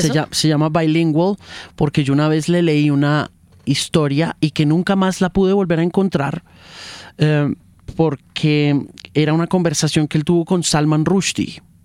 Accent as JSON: {"language": "Spanish", "country": "United States", "tie": "born or raised there", "moved": "yes", "said": "yo me crié en la USA y me crié en el Spanglish, del cubano, americano y del latino"}